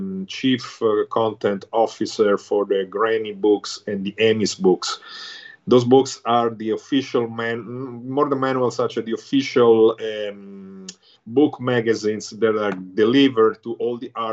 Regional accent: Rome, Lazio, Italy; moved away as an adult; now in United States; I was born and raised in Rome, Italy, and after my high school, I moved to the United States

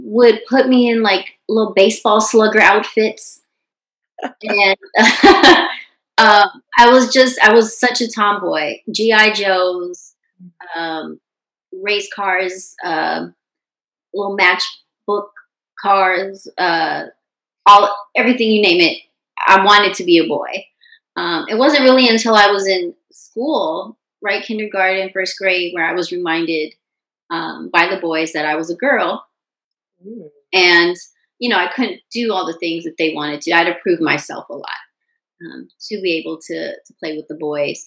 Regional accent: Long Beach, California, United States; also born or lived in San Diego, California / Washington, D.C.; I grew up in Long Beach, but my parents, neither one of my parents were from California

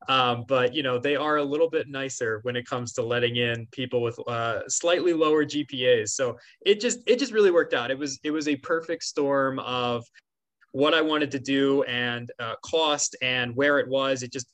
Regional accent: Bucks County, Pennsylvania, United States; now in Philadelphia, United States; Yeah. I grew up in Bucks County, so I'm local. It's about 40 minutes away about from Philly and about, you know, 35 from Temple.

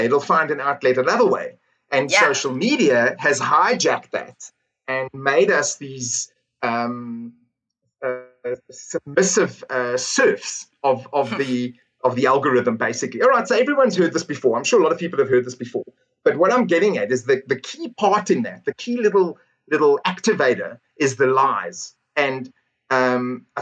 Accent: South Africa; I'm South African

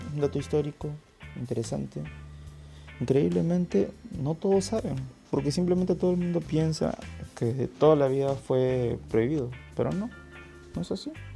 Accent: Lima, Peru; soy de Lima, Perú

